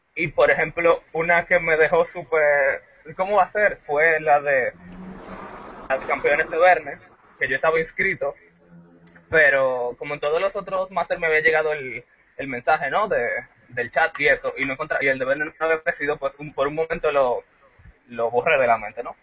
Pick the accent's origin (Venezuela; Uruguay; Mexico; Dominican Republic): Dominican Republic; yo soy de República Dominicana